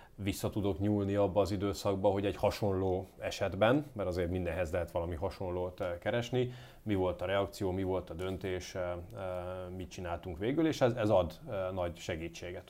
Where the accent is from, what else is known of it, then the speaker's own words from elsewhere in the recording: Győr, Győr-Moson-Sopron, Hungary; also born or lived in Komárom; now in Göd, Hungary; Én Győrben nevelkedtem